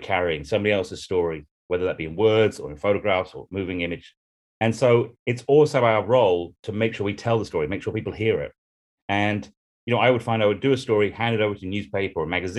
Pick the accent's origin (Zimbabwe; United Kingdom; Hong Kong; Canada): United Kingdom; a white man coming from the UK